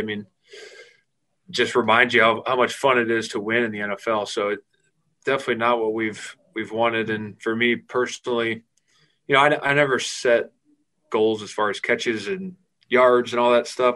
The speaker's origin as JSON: {"language": "English", "town": "Fort Wayne", "region": "Indiana", "country": "United States", "tie": "born or raised there", "also_born_or_lived": "Notre Dame, Indiana", "moved": "as an adult", "lives_now": "Jacksonville, United States", "said": "growing up in Fort Wayne and going to Notre Dame"}